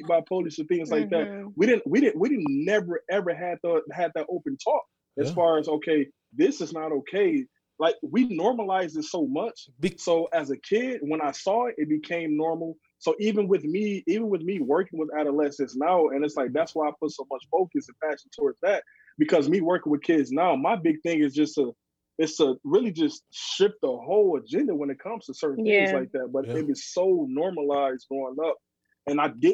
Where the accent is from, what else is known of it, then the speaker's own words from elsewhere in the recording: Saginaw, Michigan, United States; I grew up in the projects. I grew up in Saginaw